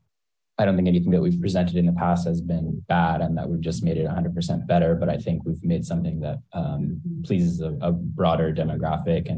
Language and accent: English; Marin, California, United States; I grew up in Marin and spent a lot of time surfing near Sausalito